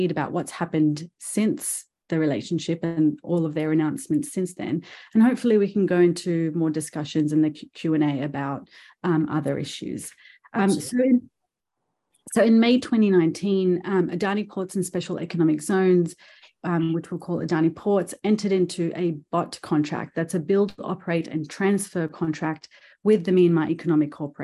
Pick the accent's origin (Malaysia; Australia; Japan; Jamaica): Australia; being an Australian